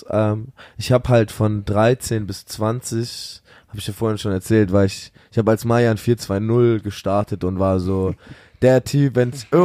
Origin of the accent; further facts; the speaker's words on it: Munich, Bavaria, Germany; Wir kommen aus München. Wir waren gestern in München